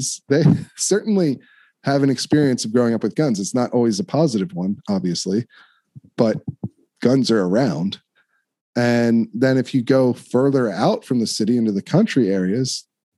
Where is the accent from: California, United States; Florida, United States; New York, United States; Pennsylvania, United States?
Pennsylvania, United States; Downingtown; I grew up in Chester County, Downingtown, Westchester area